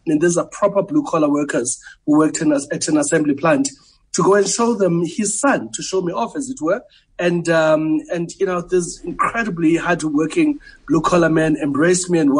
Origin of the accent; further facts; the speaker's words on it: Port Elizabeth, Eastern Cape, South Africa; now in Johannesburg, South Africa; I grew up in New Brighton, in Port Elizabeth.